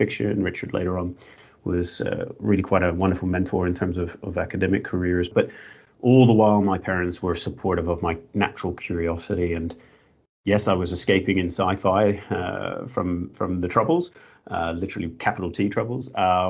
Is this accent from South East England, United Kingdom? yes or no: no; Northern Ireland, United Kingdom; now in Australia; I was growing up in Northern Ireland